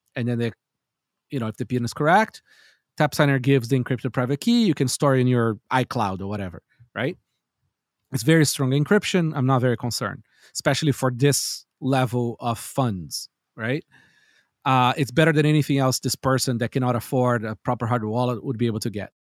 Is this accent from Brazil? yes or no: yes; Brazil; I grew up in Brazil